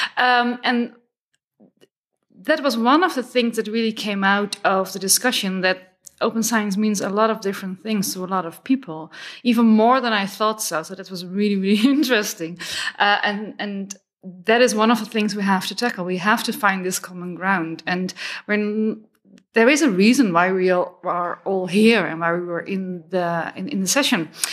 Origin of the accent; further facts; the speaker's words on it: Netherlands; I'm from the Netherlands